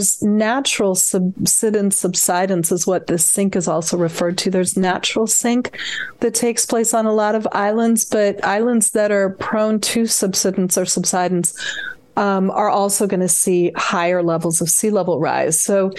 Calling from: San Francisco, California, United States; I'm in San Francisco, which is home, San Francisco Bay Area. So I'm phoning in from the West Coast.

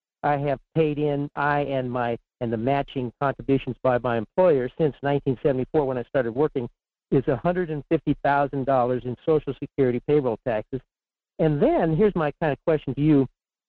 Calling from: Fairbanks, Alaska, United States; in Fairbanks.

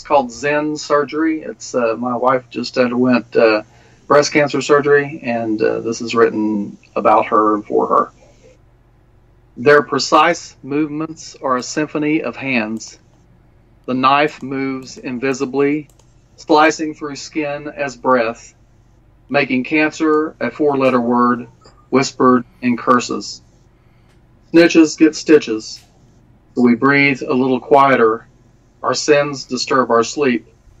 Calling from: South Shore, Kentucky, United States; South Shore, Kentucky.

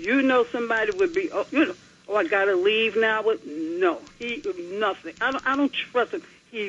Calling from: New Jersey, United States; I'm calling from Jersey.

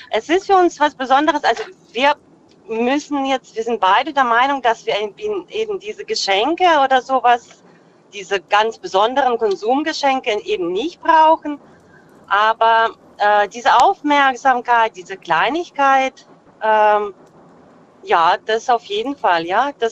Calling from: Freiburg, Baden-Württemberg, Germany; Äh, aus dem Dreiländereck.

